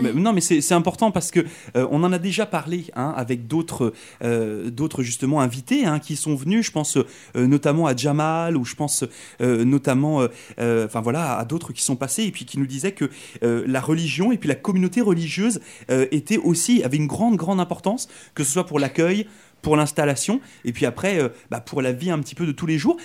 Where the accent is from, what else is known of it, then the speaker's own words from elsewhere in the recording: France; moved away as an adult; j'étais à l'école en France, hein, vous le savez, je suis arrivé de France moi il y a trois ans